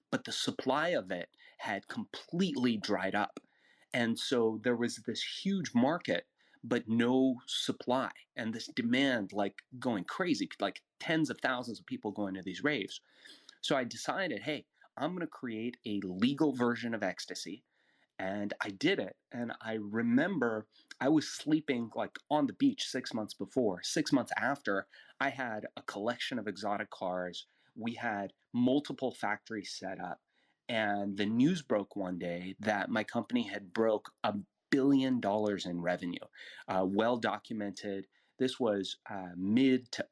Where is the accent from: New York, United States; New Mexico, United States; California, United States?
California, United States; Los Angeles; English is a second language; also born or lived in Iran; as I grew up in Los Angeles, I noticed all this wealth growing all around me